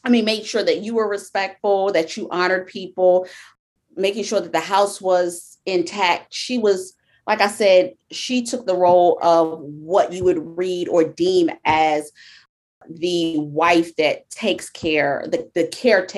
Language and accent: English; Meridian, Georgia, United States; also born or lived in Queens, New York; I was born in Queens, New York, Jamaica, Queens. I lived there until I was 6 years old. And then I moved to a small town called Meridian, Georgia.